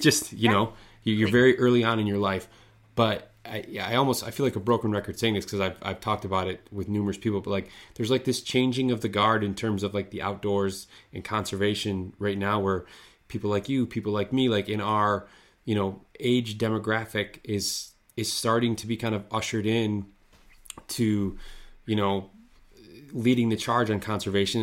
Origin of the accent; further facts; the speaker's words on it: Midwest, United States; I grew up skiing here in the Midwest